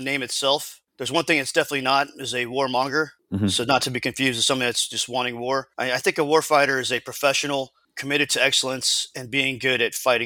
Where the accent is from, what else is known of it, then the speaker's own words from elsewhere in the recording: United States; as an American